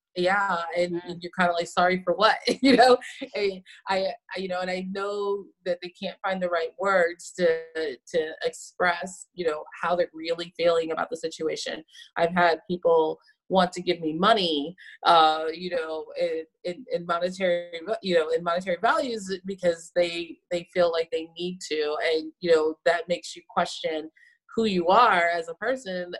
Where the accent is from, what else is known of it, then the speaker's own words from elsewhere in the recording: San Antonio, Texas, United States; I'm from Texas and originally from San Antonio, so this is in my heritage of making tamales